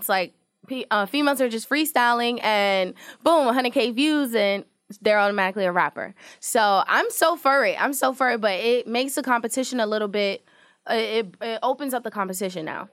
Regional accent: New York City, New York, United States; I was born in Queens, New York

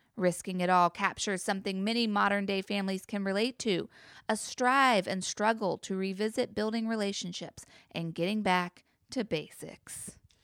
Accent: the Bible Belt, United States; a Christian rhetoric I remember from growing up in the Bible Belt.

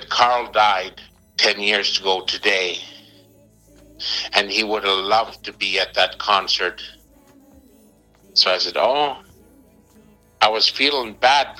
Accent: Montreal, Quebec, Canada; I'm from Montreal

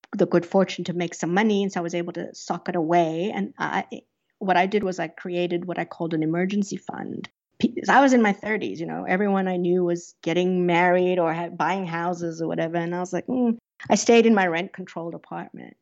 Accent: South Africa; moved away; I grew up under apartheid in South Africa

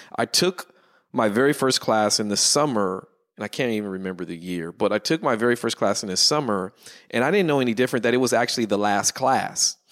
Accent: Pasadena, California, United States; also born or lived in Davis, California; I grew up in Pasadena, but I went to U C Davis in Northern California.

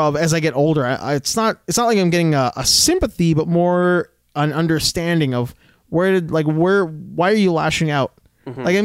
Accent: Alberta, Canada; when we were kids growing up in Alberta

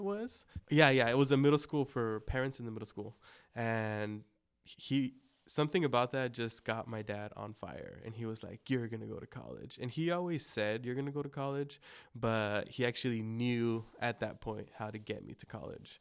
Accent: El Monte, California, United States; first language Spanish; English is a second language; also born or lived in Pomona / Baldwin Park / Covina; growing up, yes, in El Monte, I grew up in El Monte, Pomona, Baldwin Park, and then ended up in Covina for a bit.

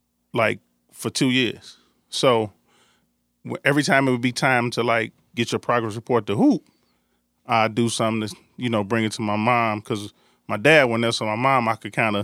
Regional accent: Chicago, Illinois, United States; But I come from Dawes, Foster. That's where I've been playing all my life

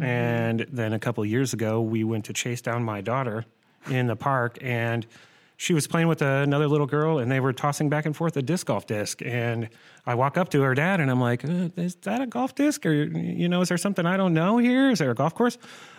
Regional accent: Cedar Rapids, Iowa, United States; I grew up in Cedar Rapids, actually.

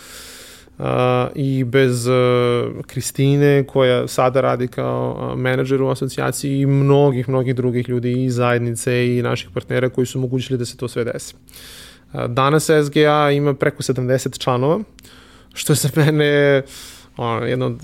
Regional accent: Serbia; kod nas u Srbiji

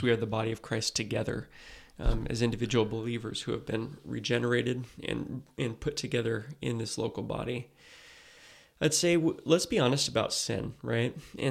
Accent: West Coast, United States; For me, you know, I grew up on the West Coast where these things look differently than they do in the South.

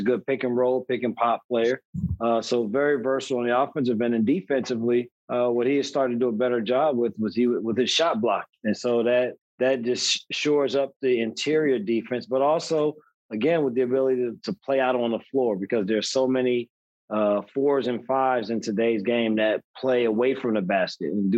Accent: New Jersey, United States; growing up in New Jersey

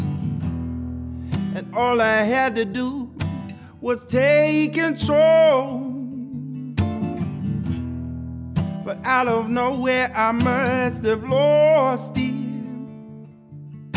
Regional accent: Baton Rouge, Louisiana, United States; I'm from Baton Rouge.

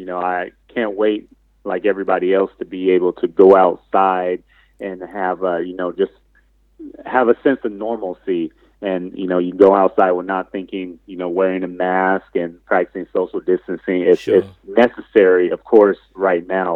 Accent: California, United States; moved away as an adult; now in Cincinnati, United States; my hometown in California

